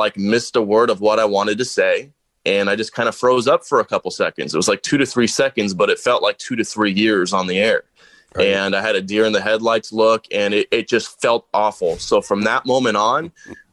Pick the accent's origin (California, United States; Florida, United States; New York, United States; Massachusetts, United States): California, United States; Aliso Viejo; moved away as an adult; also born or lived in Tempe, Arizona / El Paso, Texas; I grew up in Southern California down in Orange County, a little city called Aliso Viejo, right next to Laguna Beach